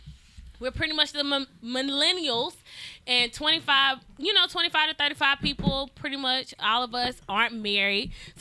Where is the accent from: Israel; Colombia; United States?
United States; Madison, Mississippi; I am from the Madison, Mississippi.